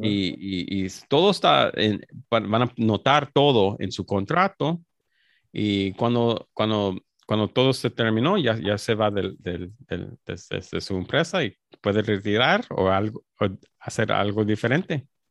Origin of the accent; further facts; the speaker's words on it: Los Angeles, California, United States; soy mexicano, soy, soy mexicano, nací en, Los Ángeles, pero, mis padres son, son mexicanos